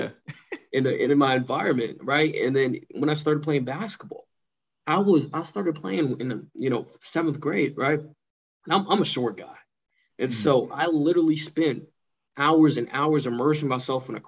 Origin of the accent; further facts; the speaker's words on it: Pasadena, California, United States; moved away as an adult; now in Playa Vista, United States; I'm from Pasadena.